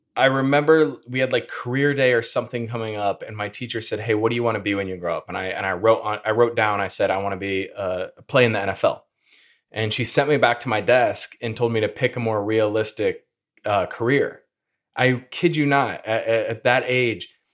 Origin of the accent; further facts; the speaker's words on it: Peoria, Illinois, United States; also born or lived in Indianapolis, Indiana; I'm from the Peoria area in Illinois